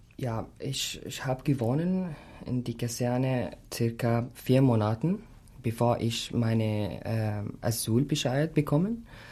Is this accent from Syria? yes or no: yes; Syria; German is a second language; moved away as an adult; also born or lived in Aleppo; now in Klosterneuburg, Austria; ich komme aus Syrien und äh, ich bin äh, äh nach Österreich gekommen seit fast einem Jahr